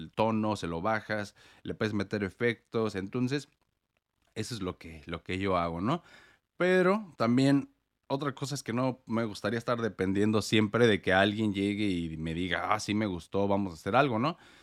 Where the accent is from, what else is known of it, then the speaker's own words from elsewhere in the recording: Morelia, Michoacán, Mexico; moved away as an adult; also born or lived in United States; now in Portland, United States; yo vivo en Estados Unidos, pero soy mexicano. Yo nací en Morelia, Michoacán